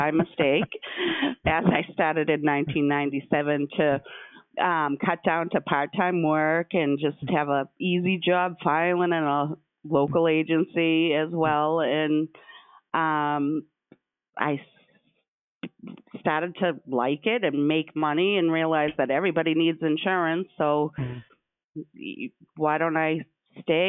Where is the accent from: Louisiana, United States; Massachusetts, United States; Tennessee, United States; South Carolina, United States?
Massachusetts, United States; Stoughton; I was born and raised in Stoughton and have a lot of contacts in my own town